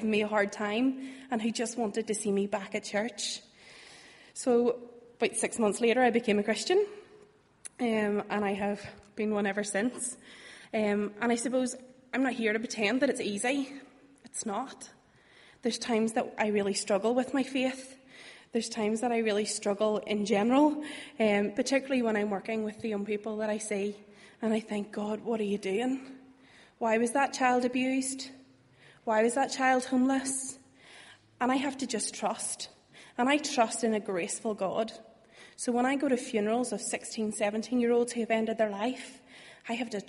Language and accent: English; Bangor, Northern Ireland, United Kingdom; moved away as an adult; now in Belfast, United Kingdom; I'm originally from Bangor.